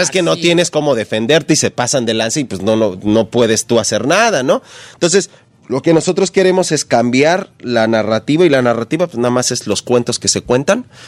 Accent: Ecatepec, State of Mexico, Mexico; Yo soy de la Ciudad de México, de Catepec

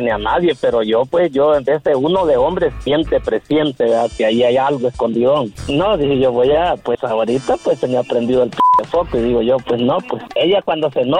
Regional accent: El Salvador; Yo soy salvadoreño

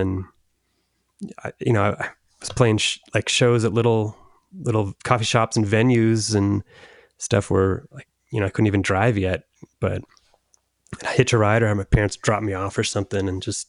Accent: Orange County, California, United States; I'm from Orange County, California.

